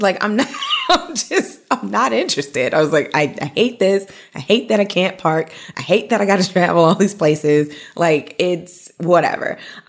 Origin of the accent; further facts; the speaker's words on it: New York City, New York, United States; also born or lived in Atlanta; now in New York City, United States; being born and bred in New York